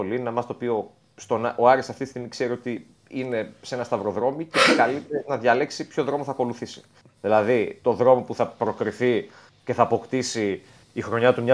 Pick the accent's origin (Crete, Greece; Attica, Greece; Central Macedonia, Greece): Central Macedonia, Greece; Thessaloniki; born there; Ε, εγώ ε, έχω και από την Κύπρο και την μητέρα μου από εκεί. Ε, και γεννήθηκα στη Θεσσαλονίκη.